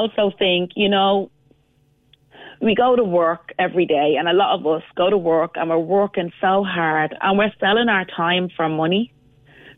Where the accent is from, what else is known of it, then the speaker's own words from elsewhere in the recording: Cork Hill, Montserrat; moved away; I'm actually from a village in Montserrat, the Emerald Isle of the Caribbean, called Cork Hill Village.